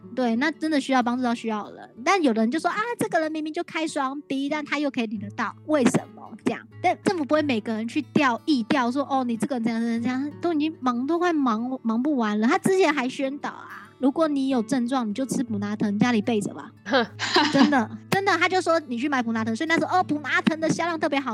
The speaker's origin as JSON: {"language": "Chinese", "country": "Taiwan", "said": "我是来自台湾的"}